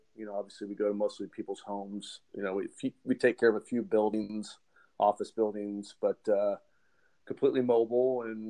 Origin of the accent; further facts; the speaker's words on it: Florida, United States; also born or lived in Texas; now in Dallas, United States; I'm originally from Florida. I lived in Texas for almost 20 years. I'm almost 45 years old.